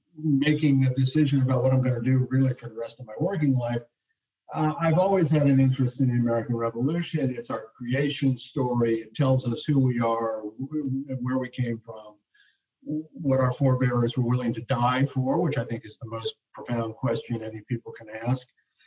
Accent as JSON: {"language": "English", "town": "Munich", "region": "Bavaria", "country": "Germany", "tie": "born there", "also_born_or_lived": "Hawaii, United States", "said": "I'm a Europeanist. I was born in Munich. I lived in Europe for a number of years."}